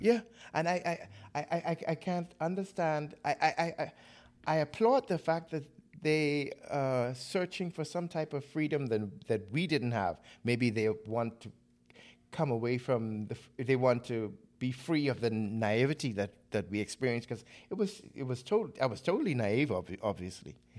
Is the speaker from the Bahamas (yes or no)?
yes; Nassau, New Providence, Bahamas; moved away as an adult; now in Denmark; growing up in the Bahamas